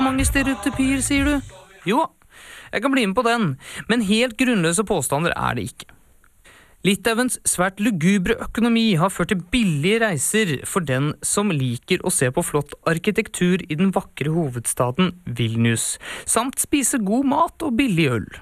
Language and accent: Norwegian; Oslo, Norway; født og oppvokst på Oslos bedre side.